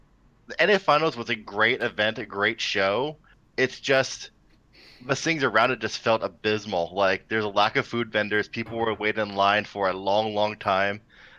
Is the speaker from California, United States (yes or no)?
yes; Oakland, California, United States; I am from San Francisco Bay Area, Oakland native.